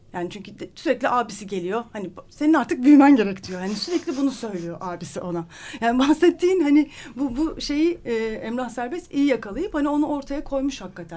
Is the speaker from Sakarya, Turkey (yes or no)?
no; Istanbul, Turkey; ben bir İstanbullu olarak